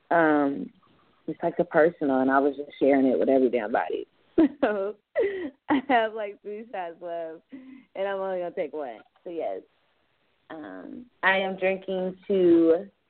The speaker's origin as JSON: {"language": "English", "town": "Fayetteville", "country": "United States", "said": "I'm from Fayetteville"}